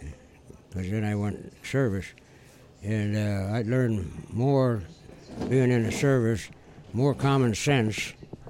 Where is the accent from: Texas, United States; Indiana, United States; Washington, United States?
Indiana, United States; Hammond; I've been in this area all my life.